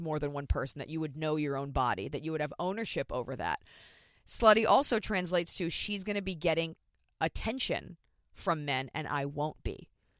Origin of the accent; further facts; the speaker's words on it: Dallas, Texas, United States; I am from Dallas, Texas.